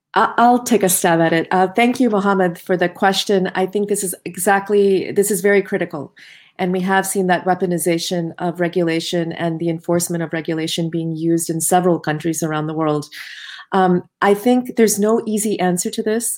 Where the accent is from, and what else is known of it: United States